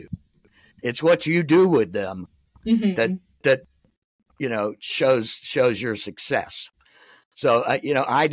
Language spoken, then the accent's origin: English; Florida, United States; I was born and raised in Florida